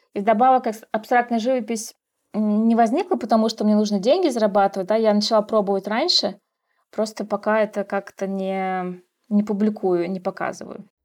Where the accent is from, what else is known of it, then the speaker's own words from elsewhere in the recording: Russia; moved away as an adult; now in Kazakhstan; я художник из России